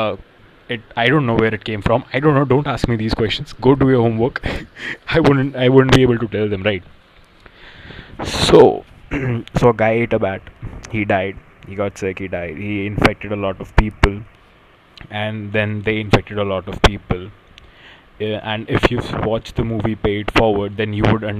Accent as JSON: {"language": "English", "country": "India", "moved": "yes", "lives_now": "United States", "said": "I'm an Indian"}